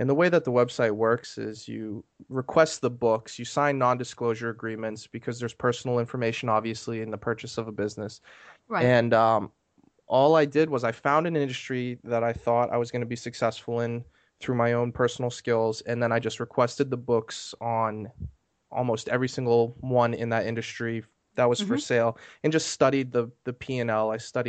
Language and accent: English; Maine, United States; moved away as an adult; now in Maryland, United States; I'm from Maine originally, but I moved to Maryland for college.